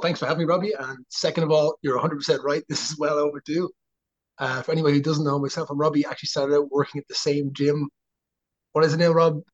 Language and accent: English; Dublin, Leinster, Ireland; moved away as an adult; also born or lived in Drogheda, Ireland; now in United States; we're from Dublin.